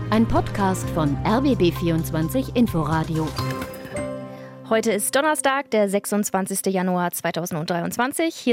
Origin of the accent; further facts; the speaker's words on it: Baden-Württemberg, Germany; born there; now in Berlin, Germany; Ich bin in der Nähe von Stuttgart geboren, bin dann vor über zehn Jahren nach Berlin.